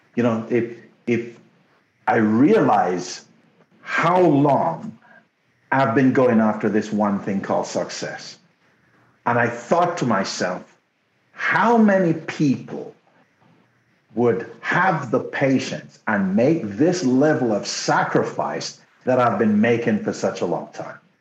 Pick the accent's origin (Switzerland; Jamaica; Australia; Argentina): Jamaica; first language Jamaican Patois; English is a second language; now in Canada; when I first came to Canada. My English was so bad because they took me out of the bush in Jamaica